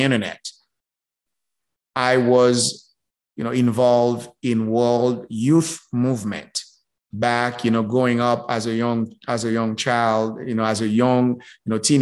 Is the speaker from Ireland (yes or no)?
no; Haiti; moved away; I was born and raised in Haiti